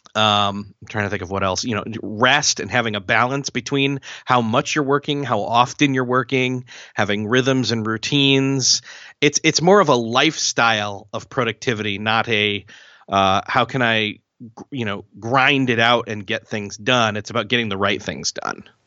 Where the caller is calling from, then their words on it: Marion, Indiana, United States; I am calling from Marion, Indiana, which is in the United States